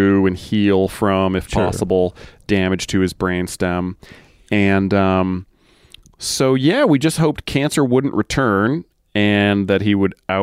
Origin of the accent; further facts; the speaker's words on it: Massachusetts, United States; moved away as an adult; now in London, United Kingdom; I grew up in Massachusetts, I wasn't living there when I met my wife.